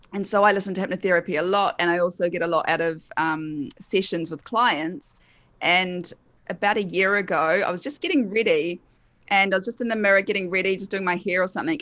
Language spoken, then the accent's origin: English; New Zealand; accent: Kiwi; also born or lived in United Kingdom / Queensland, Australia; now in Sunshine Coast, Australia; I'm a Kiwi, so that's my accent